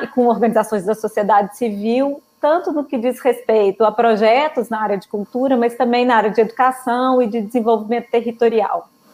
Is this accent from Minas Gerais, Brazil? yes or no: yes; Belo Horizonte, Minas Gerais, Brazil; moved away as an adult; also born or lived in São Paulo; voltei para Belo Horizonte, que é minha cidade natal